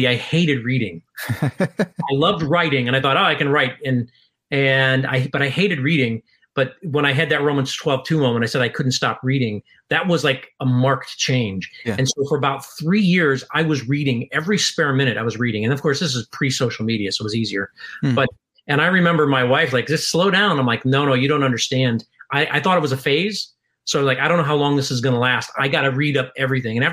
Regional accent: Chicago, Illinois, United States; moved away as an adult; I'm from Chicago

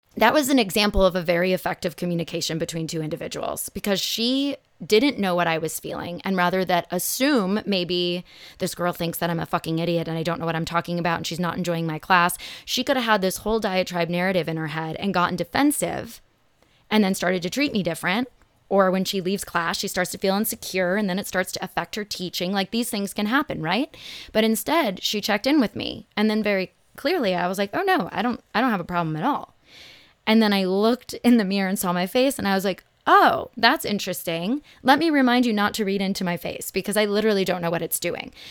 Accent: Los Angeles, California, United States; also born or lived in Phoenix, Arizona; growing up in Los Angeles

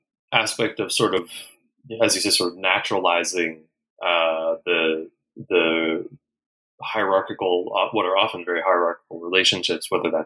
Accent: United States; I'm American.

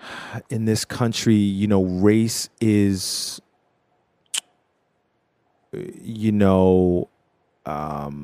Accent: Philadelphia, Pennsylvania, United States; I grew up in Philly, you know, super multicultural situation

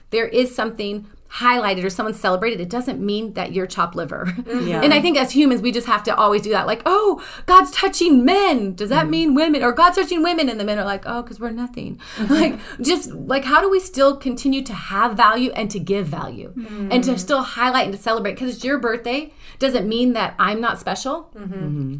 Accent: Northern California, United States; now in Redding, United States; I was from Northern California, predominantly white

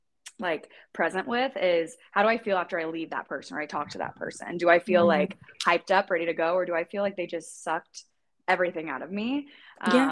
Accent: Indiana, United States; moved away as an adult; also born or lived in Arizona; now in Los Angeles, United States; when I moved from Indiana to Arizona, whenever I went to college at ASU, all my friends and family back home

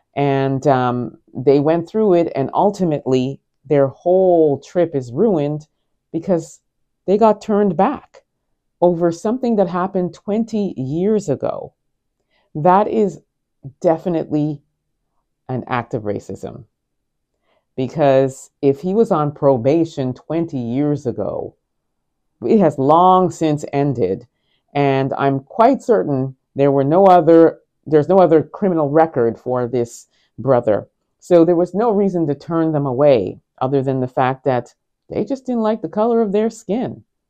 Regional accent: Canada; we're Canadian citizens

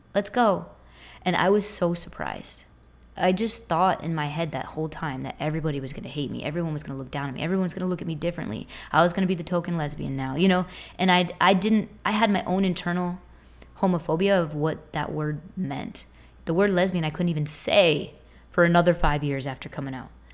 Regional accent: Boston, Massachusetts, United States; moved away as an adult; also born or lived in Tampa area, Florida; now in Tampa, United States; I'm from Boston. I live in the Tampa area now

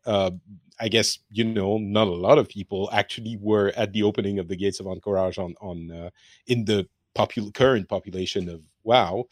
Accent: France; now in Finland; I am from France, but I'm currently in Finland

